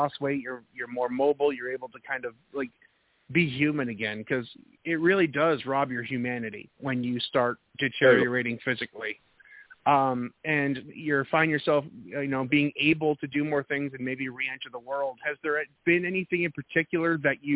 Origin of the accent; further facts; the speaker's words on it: Needham, Massachusetts, United States; moved away; I'm originally from Needham, Mass